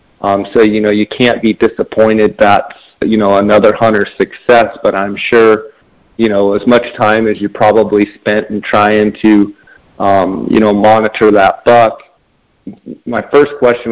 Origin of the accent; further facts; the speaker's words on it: Phoenix, Arizona, United States; here in my hometown of Phoenix